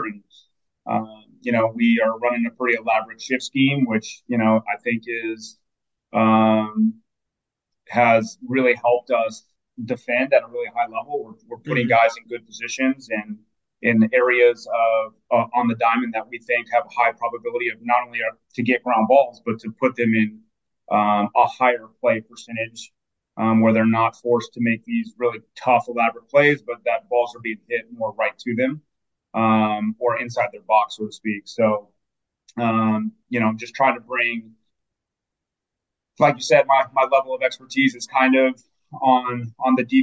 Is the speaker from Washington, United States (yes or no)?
yes; Enumclaw, Washington, United States; I'm actually from the Pacific Northwest and went to high school at Enumclaw High School, about 50 miles south of the city